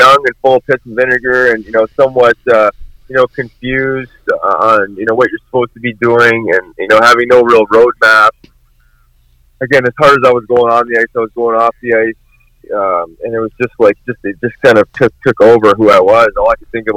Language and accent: English; Winnipeg, Manitoba, Canada; growing up in Winnipeg